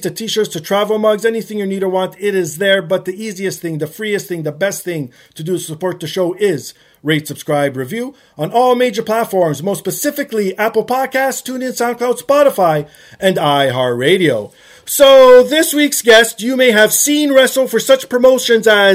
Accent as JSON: {"language": "English", "town": "Toronto", "region": "Ontario", "country": "Canada", "tie": "born or raised there", "said": "my hometown of Toronto"}